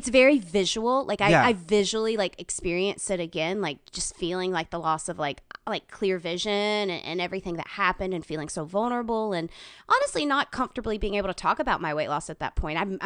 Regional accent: Gaffney, South Carolina, United States; also born or lived in New York; I'm from South Carolina

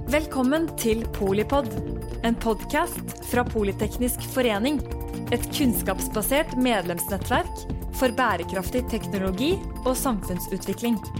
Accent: Bergen, Vestland, Norway; min hjemby, Bergen

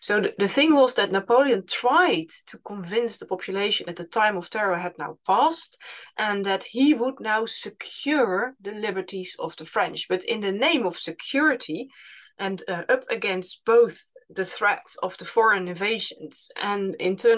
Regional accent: Utrecht, Netherlands; in my hometown where I live, in Utrecht

